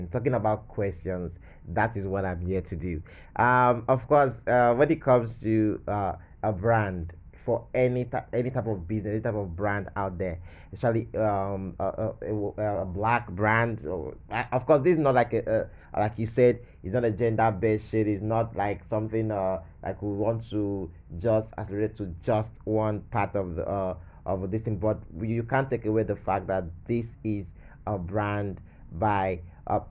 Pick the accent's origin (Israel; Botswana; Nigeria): Nigeria; as a Nigerian, as a black person